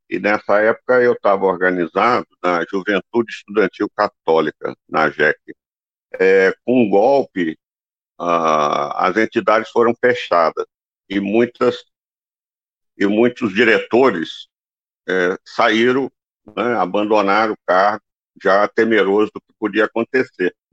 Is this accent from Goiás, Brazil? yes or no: no; Vitória, Espírito Santo, Brazil; Eu sou capixaba, né? É, Vitória, Espírito Santo.